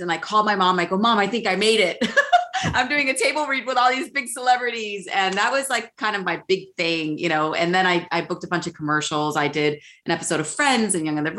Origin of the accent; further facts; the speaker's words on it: Chicago, Illinois, United States; born and raised in Chicago, both my parents, Puerto Rican